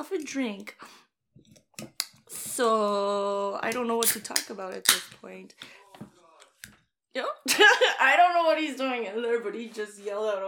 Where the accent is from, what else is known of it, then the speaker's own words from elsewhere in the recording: Winnipeg, Manitoba, Canada; I'm from Winnipeg